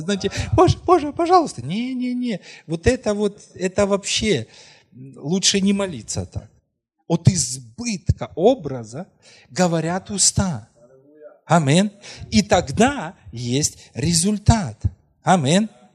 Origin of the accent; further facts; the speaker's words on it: Krasnohorivka, Donetsk Oblast, Ukraine; moved away; о Красногоровке, вы знаете, ну это мой родной город, где мы родились